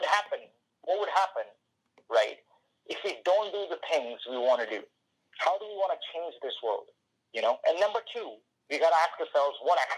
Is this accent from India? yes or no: yes; India; The second thing is, growing up in India, which is a developing country and a third world country, you know, not a lot of opportunities for people to grow there.